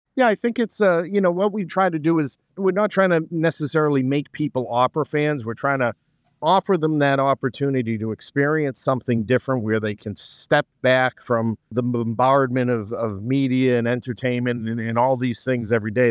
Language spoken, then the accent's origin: English; Somerville, Massachusetts, United States; moved away as an adult; now in Malden, United States; I grew up in Somerville